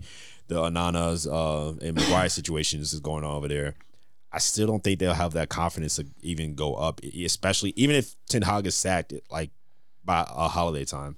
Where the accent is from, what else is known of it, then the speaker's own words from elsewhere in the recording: United States; I'm American.